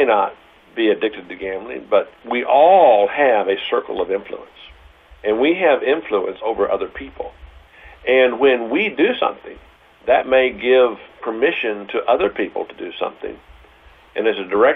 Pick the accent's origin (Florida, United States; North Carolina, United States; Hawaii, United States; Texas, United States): Texas, United States; Houston; also born or lived in Princeton; I grew up in Houston